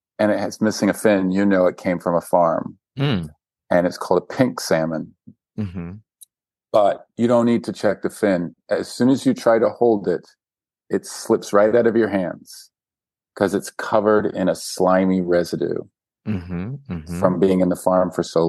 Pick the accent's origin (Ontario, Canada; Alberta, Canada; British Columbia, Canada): British Columbia, Canada; Vancouver; Vancouver. I'm from Vancouver